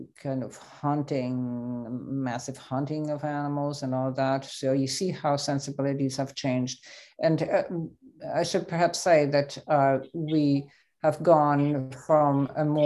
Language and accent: English; Switzerland; I grew up in Switzerland